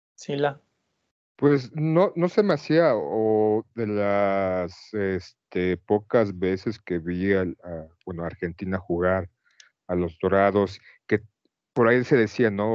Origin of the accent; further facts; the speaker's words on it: Mexico; como un mexicano común y cualquiera